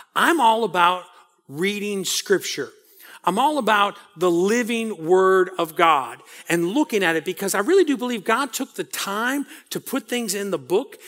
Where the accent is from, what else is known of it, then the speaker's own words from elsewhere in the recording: New Orleans, Louisiana, United States; I grew up in New Orleans